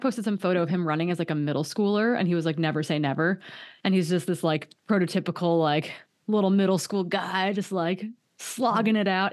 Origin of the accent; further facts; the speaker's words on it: Hayward, Wisconsin, United States; moved away; my hometown, Hayward, Wisconsin